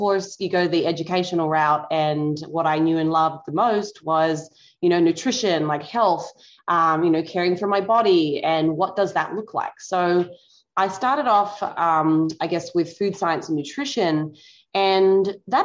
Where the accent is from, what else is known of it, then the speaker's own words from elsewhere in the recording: Tasmania, Australia; moved away as an adult; now in United States; I grew up in Australia, specifically Tassie